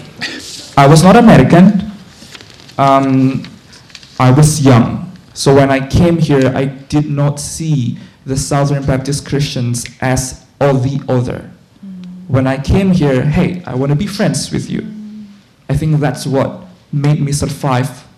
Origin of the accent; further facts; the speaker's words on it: Indonesia; moved away as an adult; I'm from Indonesia, but in 2008, 2009, when I was a senior in high school in an Islamic boarding school back home